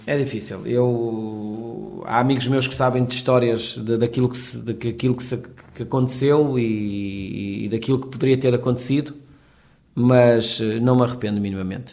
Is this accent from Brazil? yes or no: no; Portugal